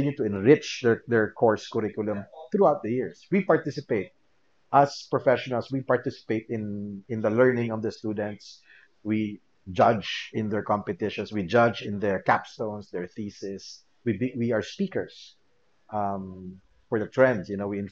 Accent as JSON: {"language": "English", "country": "Philippines", "said": "I'm in game development and two, I'm from the Philippines."}